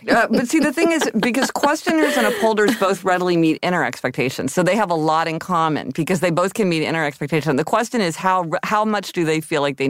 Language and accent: English; Missouri, United States; Okay, I'm from Missouri.